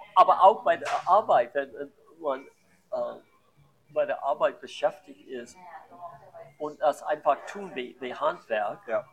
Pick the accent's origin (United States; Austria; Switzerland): United States; German is a second language; moved away as an adult; also born or lived in Tallinn; now in Germany